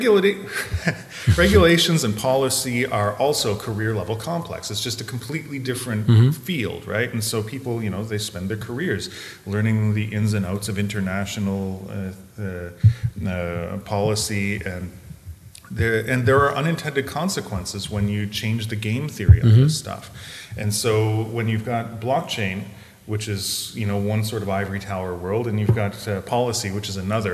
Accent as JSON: {"language": "English", "country": "Canada", "also_born_or_lived": "Montreal, Canada", "moved": "as an adult", "lives_now": "Berlin, Germany", "said": "I'm from Canada originally, and I was 15 years in Montreal."}